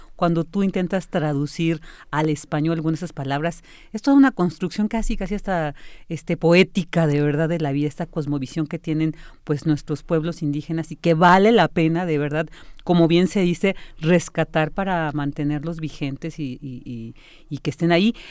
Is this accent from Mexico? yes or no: yes; Mexico; nosotros como mexicanos, que venimos, somos eh, hijos de todas estas culturas